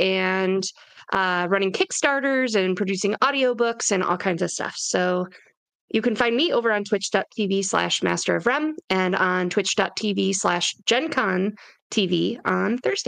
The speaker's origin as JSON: {"language": "English", "country": "United States", "moved": "yes", "lives_now": "Canada", "said": "I am unfortunately, sadly, American, living in Canada."}